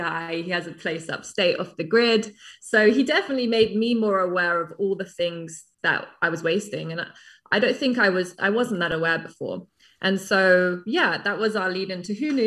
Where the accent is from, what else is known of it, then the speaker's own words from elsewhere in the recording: England, United Kingdom; moved away as an adult; also born or lived in New York; now in London, United Kingdom; I'm English, but I came to New York when I was 19, 20 as a model